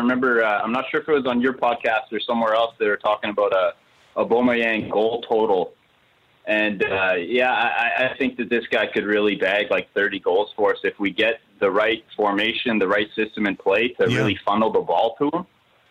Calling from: Winnipeg, Manitoba, Canada; I'm calling from all the way over in Canada. I'm in Winnipeg, Manitoba.

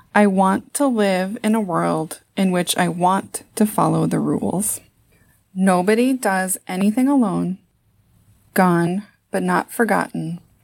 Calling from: Saint Paul, Minnesota, United States; I'm calling from Saint Paul, Minnesota.

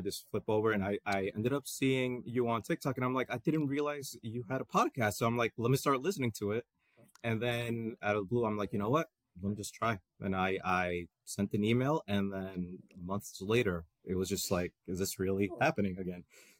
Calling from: Elmwood Park, New Jersey, United States; So I'm in Elmwood Park, New Jersey.

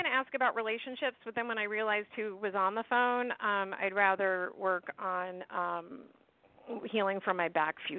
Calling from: St. Petersburg, Florida, United States; from St. Pete.

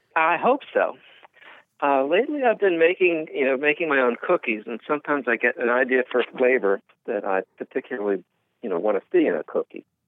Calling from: near Philadelphia, Pennsylvania, United States; I'm calling from, well, I'm near Philadelphia

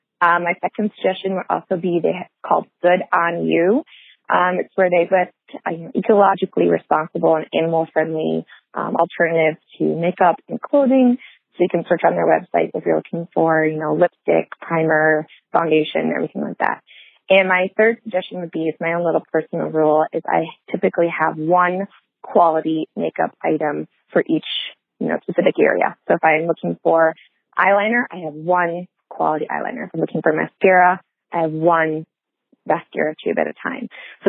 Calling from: Michigan, United States; I'm calling from Michigan

